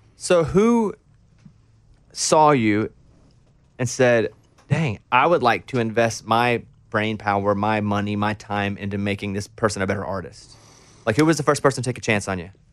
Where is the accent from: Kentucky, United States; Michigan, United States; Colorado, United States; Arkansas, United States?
Arkansas, United States; moved away as an adult; also born or lived in Austin, Texas; I grew up in Arkansas